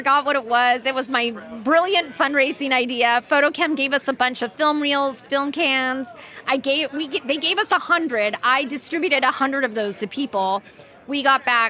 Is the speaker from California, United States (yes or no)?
yes; Los Angeles, California, United States; moved away as an adult; also born or lived in New York; So I'm from the Valley. I grew up in the Valley. I love the Valley. I'm an OG Valley girl.